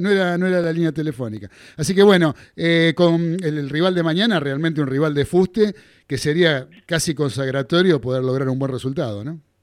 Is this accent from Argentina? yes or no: yes; Buenos Aires, Argentina; Yo me crié en Flores, pero de Caballito estoy muy cerquita